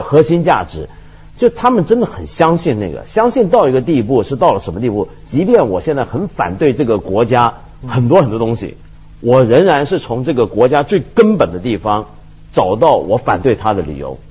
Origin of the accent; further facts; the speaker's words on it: Hong Kong; moved away as an adult; now in Beijing, China; 这是香港人，我们在殖民地长大